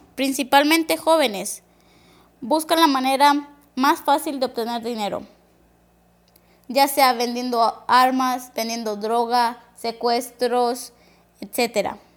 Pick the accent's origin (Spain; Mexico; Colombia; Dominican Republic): Mexico; southern Mexico; Mi comunidad se encuentra al sur de México